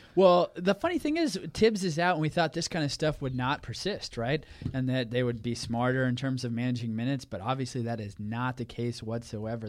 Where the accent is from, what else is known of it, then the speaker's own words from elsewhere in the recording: Oklahoma, United States; moved away as an adult; also born or lived in Wisconsin; growing up in Oklahoma and coming to Wisconsin and playing Division One basketball here at the university